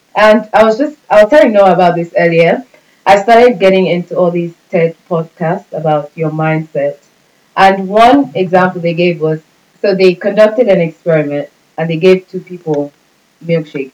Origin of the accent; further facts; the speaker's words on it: Nigeria; I'm Nigerian. So especially with Nigerians, Nigerians we live for other people